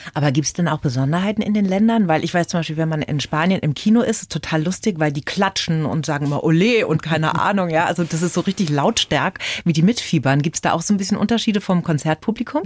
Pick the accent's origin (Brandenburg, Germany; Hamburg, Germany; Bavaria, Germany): Bavaria, Germany; bei uns in Bayern